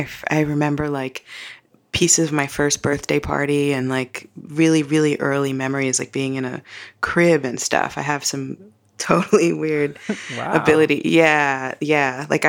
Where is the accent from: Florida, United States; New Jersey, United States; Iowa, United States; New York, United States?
New York, United States; Brooklyn; I'm from Brooklyn, New York.